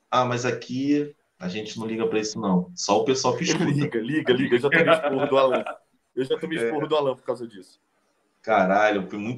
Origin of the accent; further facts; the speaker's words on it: Minas Gerais, Brazil; porque eu sou mineiro que eu só bebo cachaça.